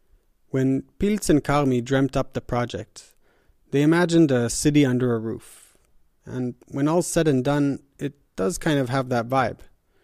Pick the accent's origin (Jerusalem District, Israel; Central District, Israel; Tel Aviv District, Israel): Jerusalem District, Israel; Jerusalem; Yochai grew up in Haifa, and I'm from Jerusalem